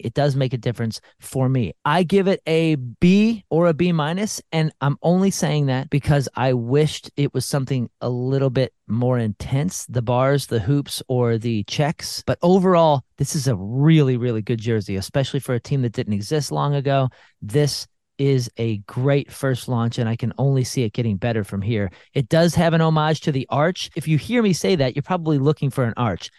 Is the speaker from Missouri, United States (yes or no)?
yes; St. Louis, Missouri, United States; my hometown